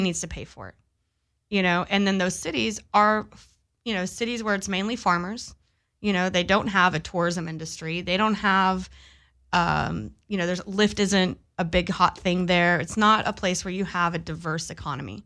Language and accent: English; Pasadena, Texas, United States; now in Long Beach, United States; I grew up in Pasadena, Texas